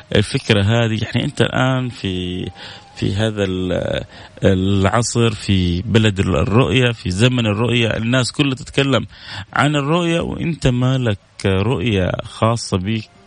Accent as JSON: {"language": "Arabic", "country": "Saudi Arabia", "said": "عندنا في السعودية"}